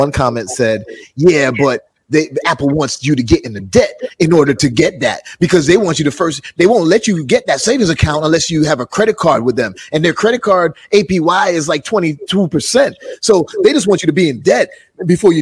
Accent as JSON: {"language": "English", "country": "Jamaica", "said": "I'm Jamaican"}